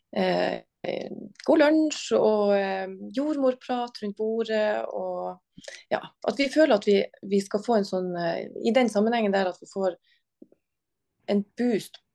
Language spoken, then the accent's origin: Norwegian; Harstad, Troms, Norway; Og jeg er fra Harstad, og jeg jobber i Harstad.